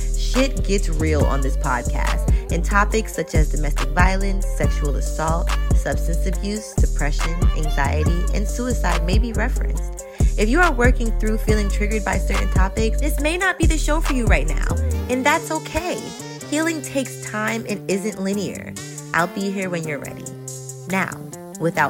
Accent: New York City, New York, United States; I grew up in Queens, New York

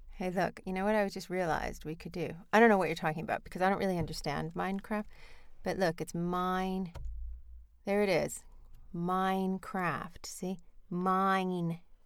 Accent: United States; moved away; because I'm American

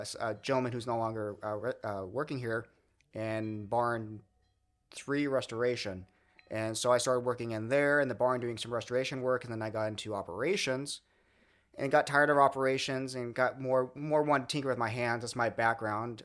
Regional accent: Redlands, California, United States; I kinda did grow up locally. I grew up in Redlands

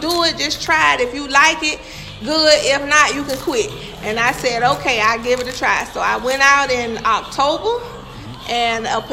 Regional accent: Ocala, Florida, United States; now in Lake City, United States; I'm from Ocala

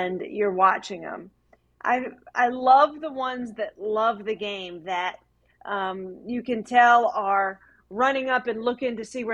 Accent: Raleigh, North Carolina, United States; I'm from Raleigh, North Carolina. I grew up there

